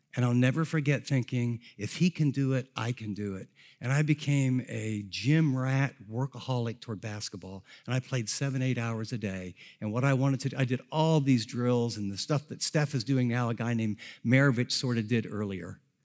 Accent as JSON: {"language": "English", "town": "Columbus", "region": "Ohio", "country": "United States", "tie": "born or raised there", "said": "I grew up in the Columbus area"}